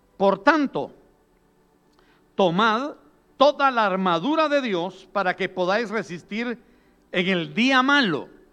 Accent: southern coast of Guatemala, Guatemala; Yo soy de la costa sur en Guatemala

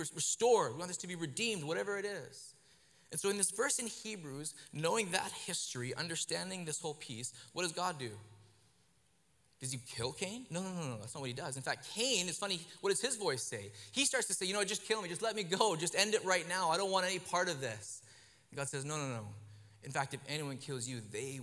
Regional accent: Kelowna, British Columbia, Canada; where I grew up in Kelowna

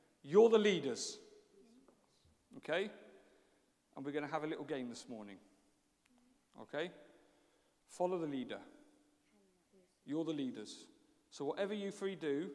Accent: England, United Kingdom; moved away as an adult; also born or lived in Brazil; although I have lived in Brazil, and a lot of people know that story for 20 years, I am actually English.

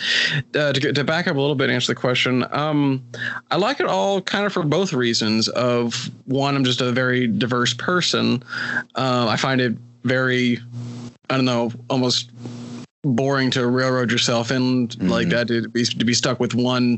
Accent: West Virginia, United States; here in my home state of West Virginia

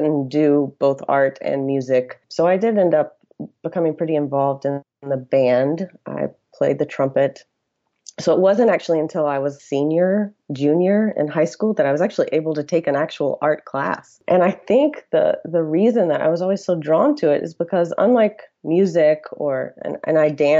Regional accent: rural area outside Athens, Georgia, United States; I grew up in Georgia in a very rural area. It was actually outside of Athens, Georgia, where the University of Georgia is located

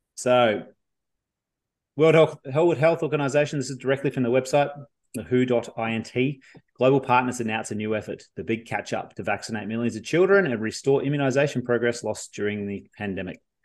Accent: Victoria, Australia; moved away; I come from Victoria originally

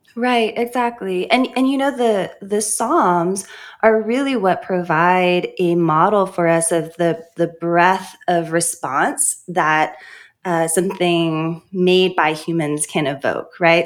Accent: Honolulu, Hawaii, United States; also born or lived in St. Louis, Missouri; now in Lookout Mountain, United States; I was born in Honolulu, Hawaii, in a Christian biracial home

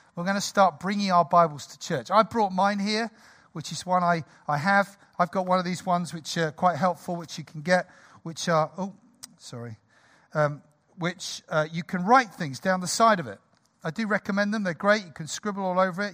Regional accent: United Kingdom; we're British

